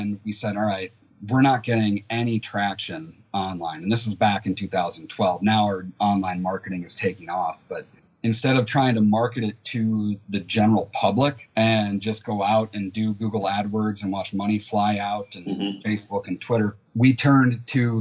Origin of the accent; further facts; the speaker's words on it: United States; also born or lived in China; I'm an American. I know American culture.